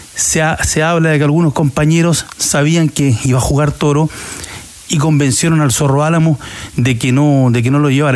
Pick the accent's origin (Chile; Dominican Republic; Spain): Chile; San Antonio, Valparaíso; de San Antonio, de donde yo soy, de, soy del puerto San Antonio